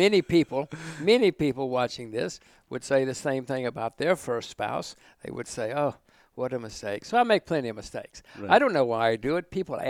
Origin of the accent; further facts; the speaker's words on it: United States; moved away; I'm still an American. My whole family, we're all still Americans